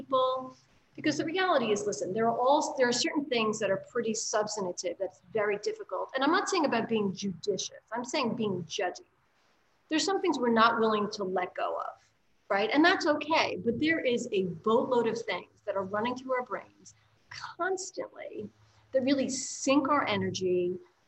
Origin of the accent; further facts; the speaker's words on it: New York City, New York, United States; as a New Yorker